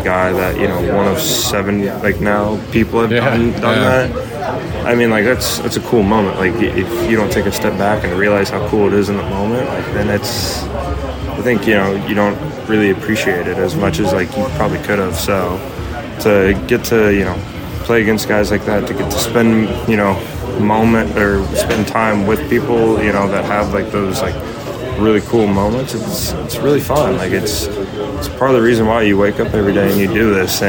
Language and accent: English; Illinois, United States; growing up in Illinois